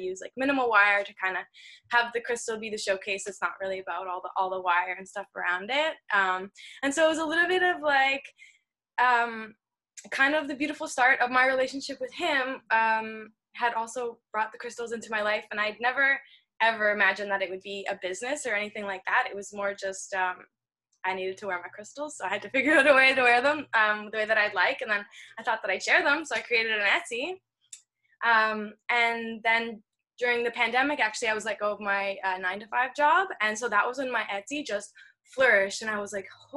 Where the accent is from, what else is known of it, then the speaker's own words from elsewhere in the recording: Ontario, Canada; I grew up in Ontario